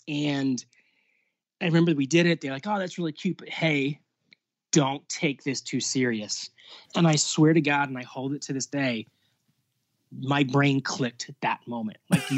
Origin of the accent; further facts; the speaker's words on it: Lancaster, Pennsylvania, United States; moved away as an adult; No, I'm from Lancaster, born and raised. Didn't leave until I was 18 to go to college.